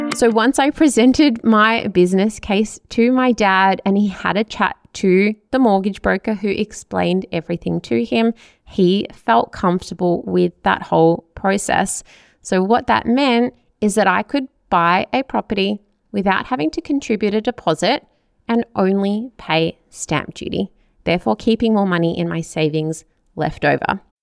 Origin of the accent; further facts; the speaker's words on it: Melbourne, Victoria, Australia; also born or lived in Chelsea Heights; I grew up in Hyatt, which is in the southeastern suburbs of Melbourne